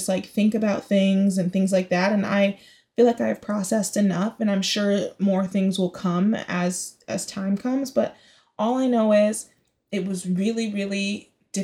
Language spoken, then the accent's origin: English; Bay Area, California, United States; also born or lived in Chicago; now in New York City, United States; I'm the Bay Area to my core, like, my roots